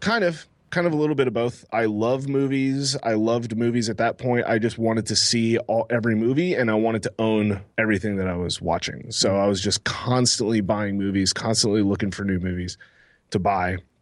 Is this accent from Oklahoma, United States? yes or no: no; Texas, United States; moved away as an adult; now in Massachusetts, United States; I'm from Texas originally